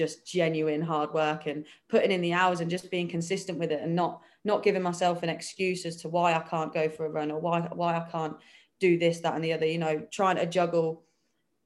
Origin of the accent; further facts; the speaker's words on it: Peterborough, East of England, United Kingdom; moved away as an adult; I've always lived in Peterborough